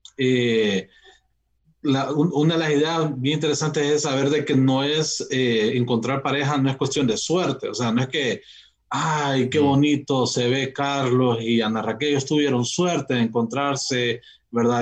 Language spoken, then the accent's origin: Spanish; Tegucigalpa, Francisco Morazán, Honduras; Y yo soy de Tegucigalpa